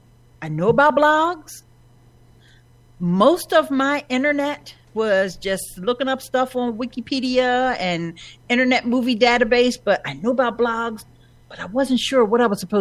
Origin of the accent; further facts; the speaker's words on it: Philadelphia, Pennsylvania, United States; I've born and raised here in Philadelphia